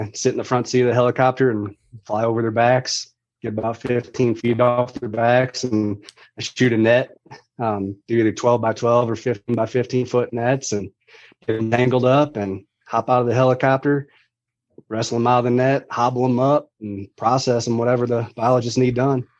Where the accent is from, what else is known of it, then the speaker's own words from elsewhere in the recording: St. Louis, Missouri, United States; Grew up in Missouri.